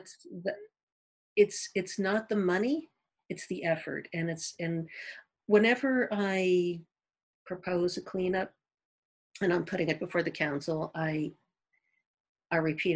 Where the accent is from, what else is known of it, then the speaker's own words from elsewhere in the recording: East Coast, United States; moved away as an adult; also born or lived in the South (US); now in Sun Valley, United States; I'm from the East Coast, and I lived down in the South for a while